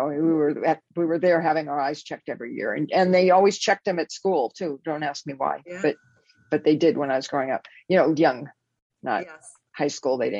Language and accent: English; Los Angeles, California, United States; born or raised there; now in Bay Area, United States